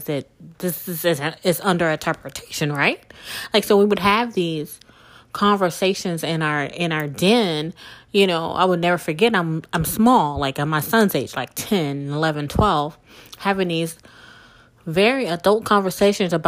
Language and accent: English; South Mississippi, United States; moved away as an adult; also born or lived in New Orleans, Louisiana; I was born and raised in South Mississippi.